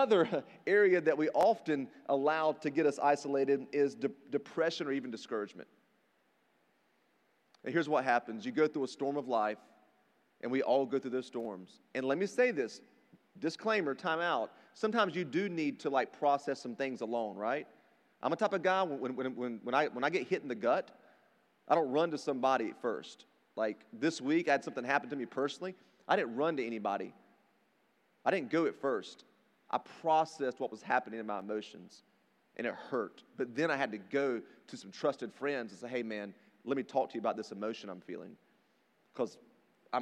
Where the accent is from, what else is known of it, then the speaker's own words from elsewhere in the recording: rural North Carolina, United States; I grew up in rural North Carolina, if you can't tell by my accent